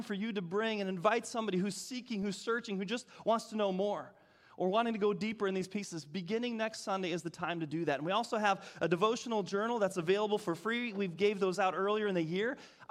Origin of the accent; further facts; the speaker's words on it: Michigan, United States; moved away; the north where I grew up in Michigan